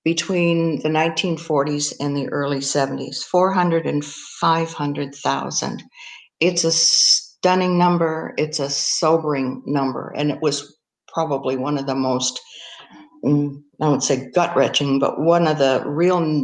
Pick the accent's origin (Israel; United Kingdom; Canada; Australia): Canada